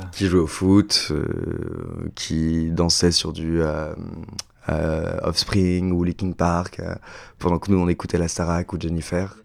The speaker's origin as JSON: {"language": "French", "town": "Chaponost", "region": "Auvergne-Rhône-Alpes", "country": "France", "tie": "born or raised there", "also_born_or_lived": "Oullins", "said": "j'ai grandi à Chaponneau, un petit village dans l'ouest lyonnais"}